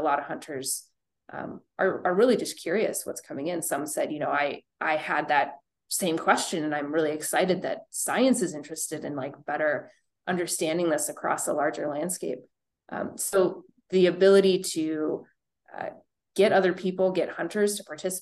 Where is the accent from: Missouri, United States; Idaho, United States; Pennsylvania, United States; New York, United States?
Idaho, United States; moved away; also born or lived in Minnesota; I grew up in Idaho